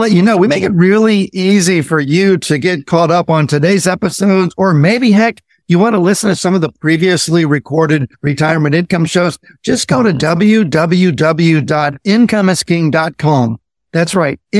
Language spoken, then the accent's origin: English; Indiana, United States; I grew up in Indiana